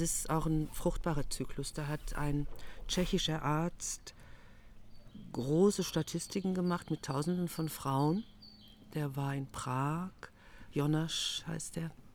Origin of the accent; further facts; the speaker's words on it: Germany; als Deutsche